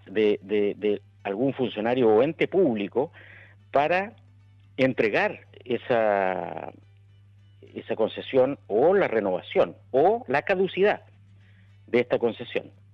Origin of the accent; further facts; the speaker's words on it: Chile; yo como chileno